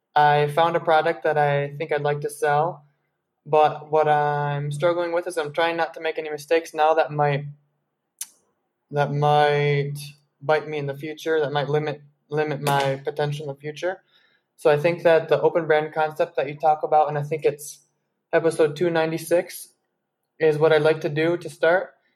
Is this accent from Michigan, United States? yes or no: yes; Grand Rapids, Michigan, United States; now in Colombia; I'm from Grand Rapids, Michigan